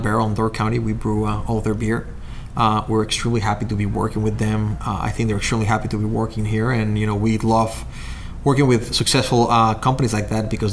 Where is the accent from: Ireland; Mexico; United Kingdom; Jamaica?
Mexico; moved away as an adult; also born or lived in Chicago, United States; now in Waunakee, United States; I'm originally from Mexico.